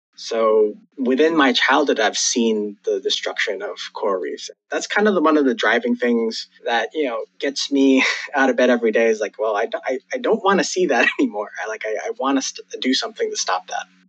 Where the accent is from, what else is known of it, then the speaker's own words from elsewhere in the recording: Hawaii, United States; now in Wilmington, United States; I actually was born and raised in Hawaii